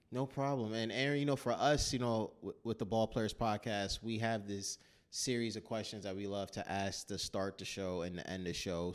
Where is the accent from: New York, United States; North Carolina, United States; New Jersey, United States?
New York, United States; New York City; I'm from New York, especially New York City